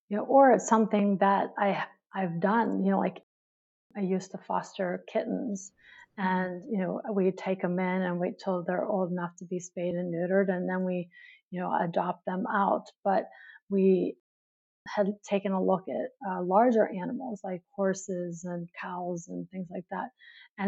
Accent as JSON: {"language": "English", "town": "New York City", "region": "New York", "country": "United States", "said": "I'm from New York City"}